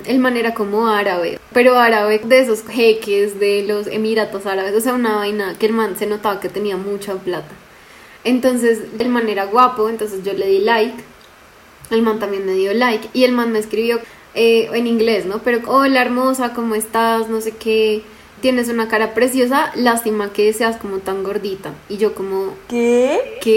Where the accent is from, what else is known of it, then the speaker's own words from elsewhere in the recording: Colombia; Spanish is a second language; Yo tengo que soy colombiana, que soy vegana, psicóloga y que hablo inglés y español.